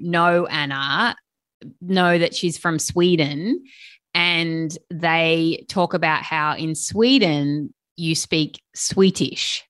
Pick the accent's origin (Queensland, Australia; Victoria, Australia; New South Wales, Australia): New South Wales, Australia; Sydney; I'm from Sydney, Australia